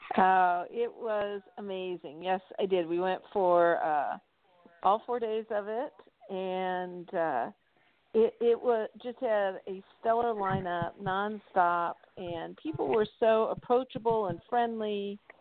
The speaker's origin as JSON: {"language": "English", "town": "Atlanta", "region": "Georgia", "country": "United States", "tie": "born or raised there", "said": "my hometown in Atlanta"}